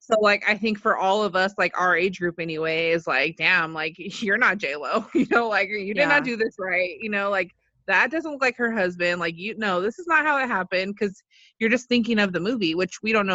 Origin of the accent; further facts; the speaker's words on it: United States; I'm white, I'm American